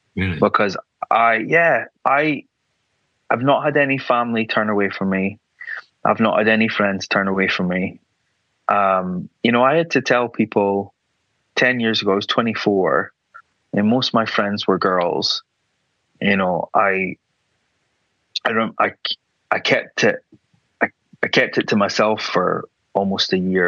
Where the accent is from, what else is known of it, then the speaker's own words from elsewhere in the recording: Aberdeen, Scotland, United Kingdom; moved away as an adult; now in London, United Kingdom; I grew up in Aberdeen, very, you know, not very progressive, very white